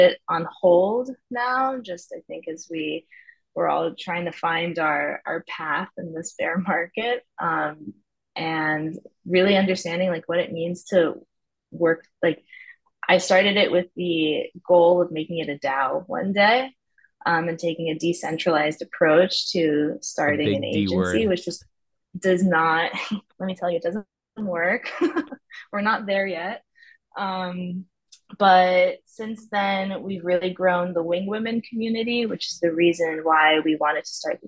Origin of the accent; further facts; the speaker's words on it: New York City, New York, United States; moved away as an adult; now in Tel Aviv, Israel; I'm originally from New York City. I've been living in Tel Aviv the last 4 years.